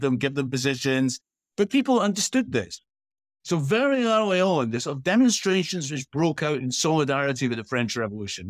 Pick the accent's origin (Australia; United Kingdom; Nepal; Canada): United Kingdom; Edinburgh, Scotland; When I was growing up as a kid in Edinburgh